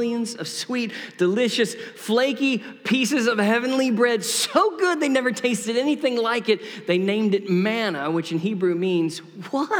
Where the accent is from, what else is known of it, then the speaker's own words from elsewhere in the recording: Tyler, Texas, United States; moved away; I grew up here in Tyler, Texas